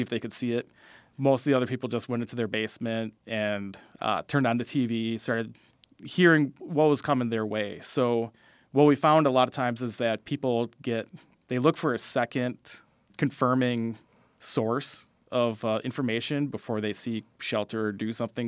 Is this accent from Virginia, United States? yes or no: no; Fond du Lac, Wisconsin, United States; I grew up in Fond du Lac